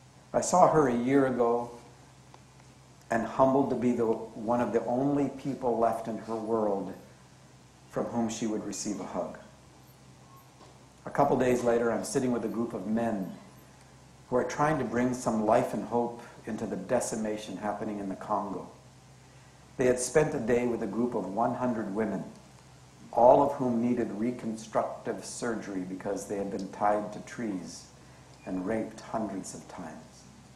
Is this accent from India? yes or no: no; Canada; born there; But I was born Canadian, and I love being Canadian.